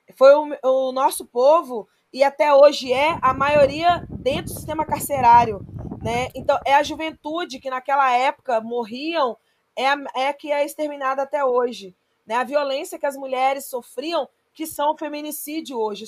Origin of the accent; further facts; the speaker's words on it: São Mateus, Espírito Santo, Brazil; Eu sou de uma comunidade que chama Gilim 3, nasci nessa comunidade, é, vivi até os 10 anos, até os 9 anos de idade